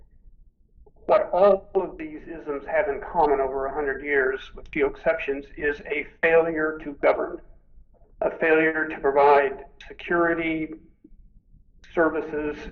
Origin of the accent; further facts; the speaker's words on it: United States; We Americans